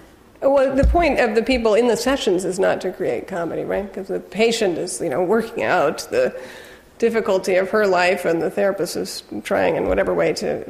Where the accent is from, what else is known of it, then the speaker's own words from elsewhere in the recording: England, United Kingdom; I think because I grew up partly in England, I developed an ear pretty early on for which was which language